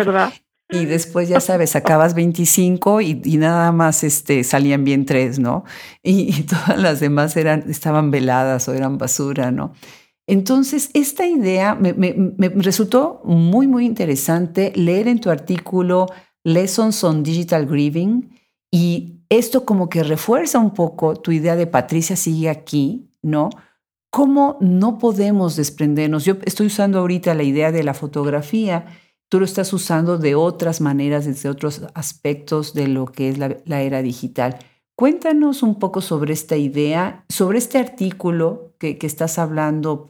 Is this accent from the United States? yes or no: yes; United States; yo soy mexicano-americana